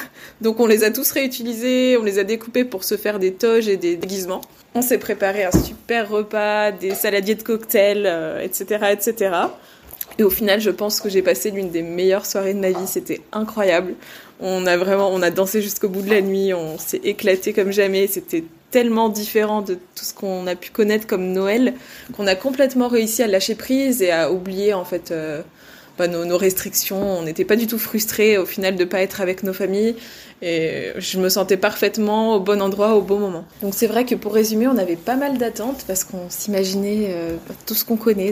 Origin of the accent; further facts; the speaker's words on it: France; also born or lived in Australia; chez nous en France